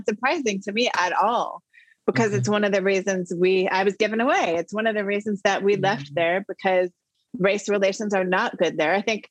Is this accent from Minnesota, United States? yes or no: yes; Saint Paul, Minnesota, United States; born there; But now when I tell people I was born in St. Paul, Minneapolis, I mean, it means something different right now, right?